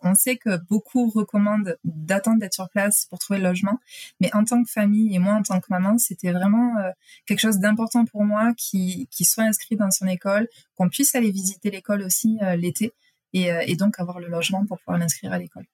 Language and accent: French; France; moved away as an adult; now in Quebec City, Canada; on est français